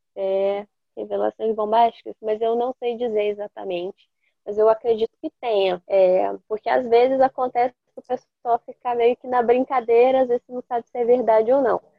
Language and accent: Portuguese; Rebouças, Paraná, Brazil; now in Foz do Iguaçu, Brazil; eu estava na minha cidade natal, que é Rebouças, eu não sou de Foz do Iguaçu originalmente